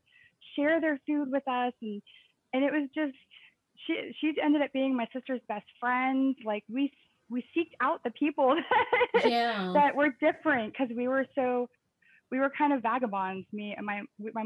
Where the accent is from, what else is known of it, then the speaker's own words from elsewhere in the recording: Texas, United States; we grew up in Texas.